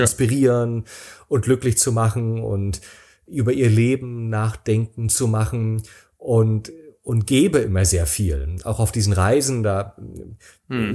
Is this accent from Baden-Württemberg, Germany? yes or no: no; Rostock, Mecklenburg-Vorpommern, Germany; moved away as an adult; also born or lived in Berlin / San Sebastian; sind wir nach Rostock oh. gefahren, in meine Heimat